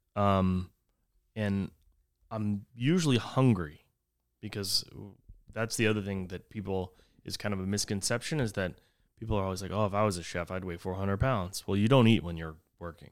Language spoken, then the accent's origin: English; Texas, United States; whenever I grew up in Texas, we always would say the, that the devil's beating his wife